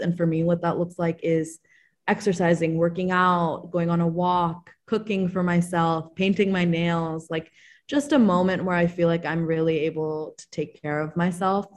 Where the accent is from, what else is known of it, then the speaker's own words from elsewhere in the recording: Maryland, United States; I'm from Maryland